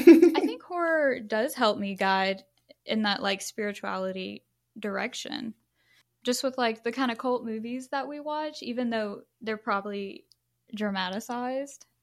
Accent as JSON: {"language": "English", "region": "Louisiana", "country": "United States", "said": "I am actually from Louisiana as well"}